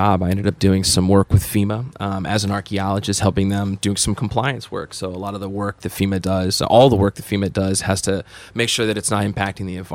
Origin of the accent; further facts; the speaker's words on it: Maryland, United States; moved away; also born or lived in Wyoming; my home state, Maryland